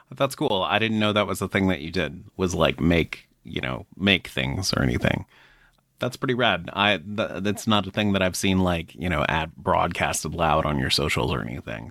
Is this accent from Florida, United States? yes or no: yes; Florida, United States; moved away; I grew up in Florida and like leaving Florida was one of the best things I ever did